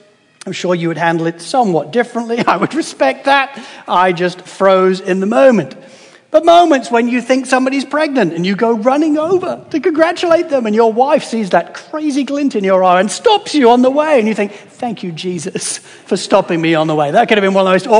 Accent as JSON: {"language": "English", "country": "United Kingdom", "said": "as a British guy"}